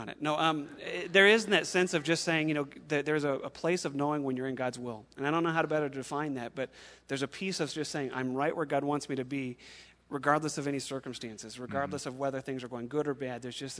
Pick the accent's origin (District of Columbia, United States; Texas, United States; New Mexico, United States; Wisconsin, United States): New Mexico, United States; Albuquerque; I grew up here in Albuquerque and was born and raised here.